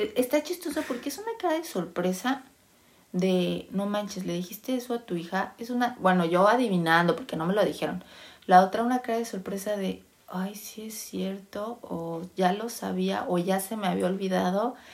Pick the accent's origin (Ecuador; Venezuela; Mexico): Mexico; moved away as an adult; nací en México